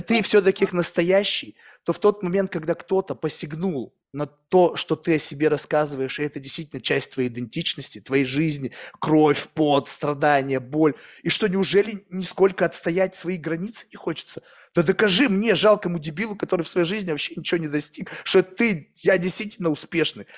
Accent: Russia; moved away; also born or lived in United States; я вырос в России

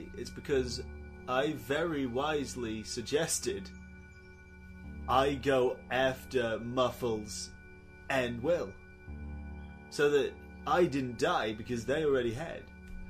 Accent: Enfield, London, United Kingdom; I'm from Enfield and your name's Enfield, but you're not.

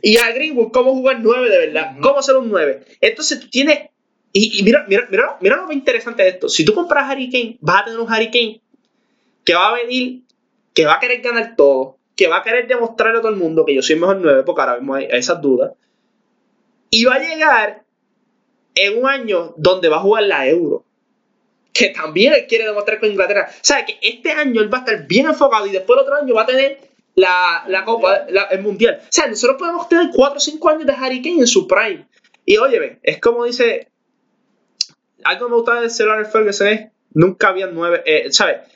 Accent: Puerto Rico; nosotros que somos de Puerto Rico

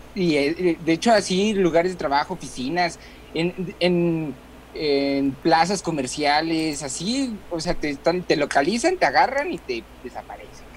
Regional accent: Mexico; lo que conocemos nosotros como mexicanos

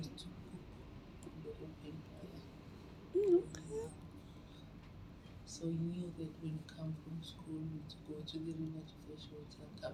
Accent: Makapanstad, North West, South Africa; moved away as an adult; also born or lived in Mahikeng / Cape Town; I grew up in Makapan's Dutch home

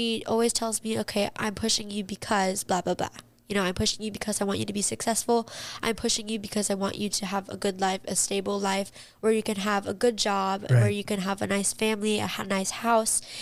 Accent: Palm Springs, California, United States; I was born in Palm Springs, and now we're living in this beautiful house

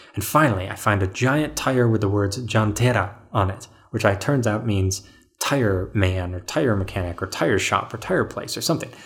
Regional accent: Colorado, United States; he saw that I was from Colorado

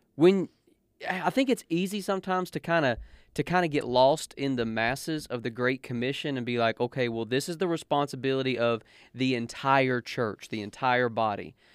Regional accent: United States; I represent the United States of America because I am an American

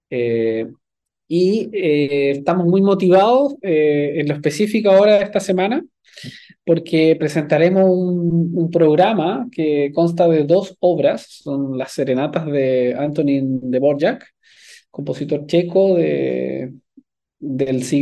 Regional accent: Viña del Mar, Valparaíso, Chile; Yo soy de Viña del Mar, sí. Eh, estudié desde

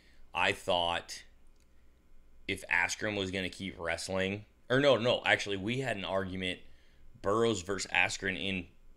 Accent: United States; I'm from the United States of America.

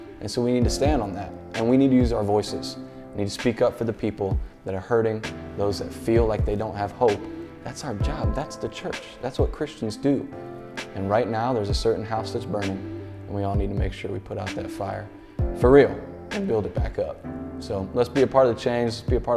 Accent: Baltimore, Maryland, United States; I grew up right outside of Baltimore City, Maryland.

